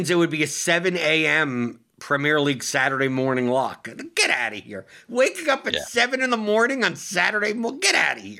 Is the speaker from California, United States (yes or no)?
no; New York, United States; now in Louisville, United States; Like, I obviously I came from New York and now I live in Louisville, but the main reason is because it's so much cheaper to live here than it is in New York.